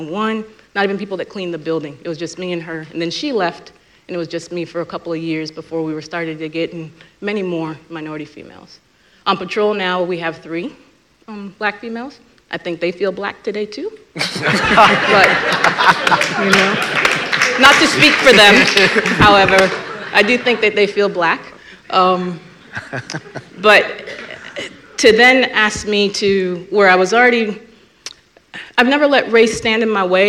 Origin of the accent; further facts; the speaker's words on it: U.S. Virgin Islands; moved away as an adult; now in Cary, United States; I grew up in the Caribbean. I grew up in St. Croix